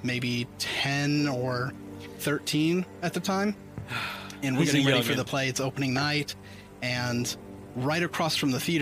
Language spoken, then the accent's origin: English; Henderson, Tennessee, United States; also born or lived in Jackson, Tennessee; my hometown of Henderson